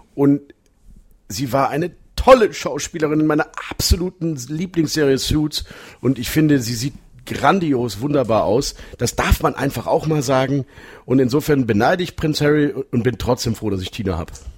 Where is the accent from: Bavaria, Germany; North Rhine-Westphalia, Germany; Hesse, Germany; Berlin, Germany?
North Rhine-Westphalia, Germany; Münster; uns beide als gebürtige Münsteraner